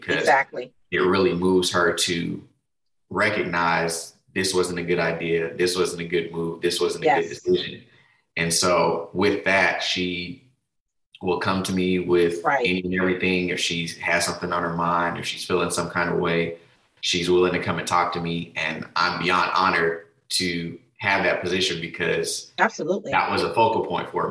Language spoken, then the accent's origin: English; Denver, Colorado, United States; moved away as an adult; now in Texas, United States; I'm originally from Denver, Colorado, but I now reside in Texas. Been down here for, over a decade for sure. Yeah, came down for school and just never left.